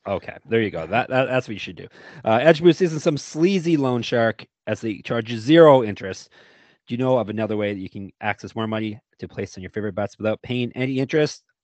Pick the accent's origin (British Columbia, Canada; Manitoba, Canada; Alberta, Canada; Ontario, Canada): Ontario, Canada; Stoney Creek; my hometown for the first six months of my life, Stony Creek, Ontario